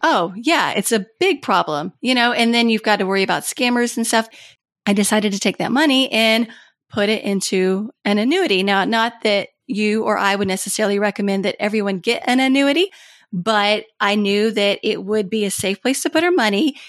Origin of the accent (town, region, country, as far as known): Kentucky, United States; born or raised there; moved away as an adult; also born or lived in Washington, D.C.